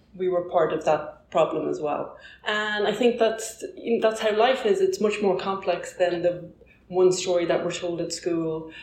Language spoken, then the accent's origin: English; Ireland; I'm Irish